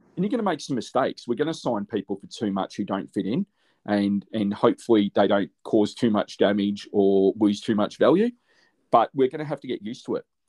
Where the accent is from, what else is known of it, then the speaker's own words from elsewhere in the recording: Australia; As an Aussie